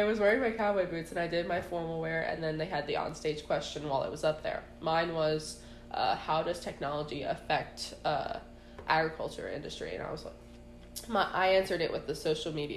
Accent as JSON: {"language": "English", "area": "Lancaster County", "region": "Pennsylvania", "country": "United States", "said": "I'm from Lancaster County"}